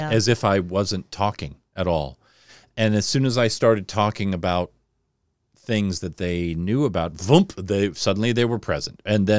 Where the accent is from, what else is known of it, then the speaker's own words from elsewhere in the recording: Newport Beach, California, United States; born there; oh, I was born in Newport Beach. And they're like, why do you talk like this?